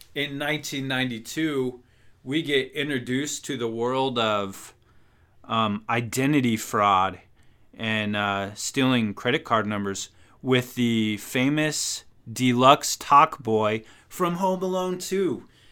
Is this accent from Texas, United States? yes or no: no; Wyoming, United States; moved away; my home state, my birth state